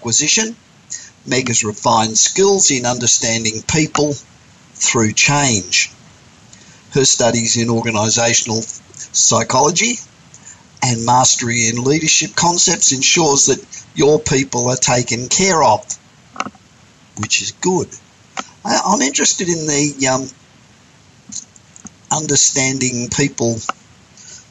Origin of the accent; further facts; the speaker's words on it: Australia; moved away as an adult; I grew up in Australia, and I grew up in the city